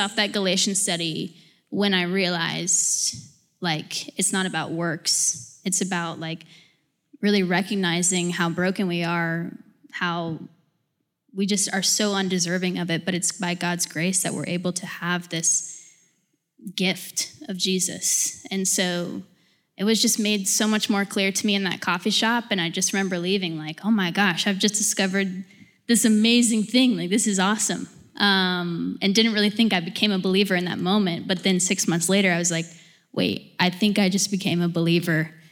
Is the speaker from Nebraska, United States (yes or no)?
no; Alpharetta, Georgia, United States; now in Brookhaven, United States; I'm from Alpharetta and live currently in Brookhaven